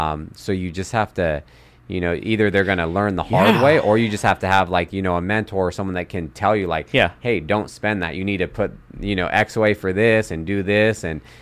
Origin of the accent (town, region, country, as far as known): Sacramento, California, United States; born or raised there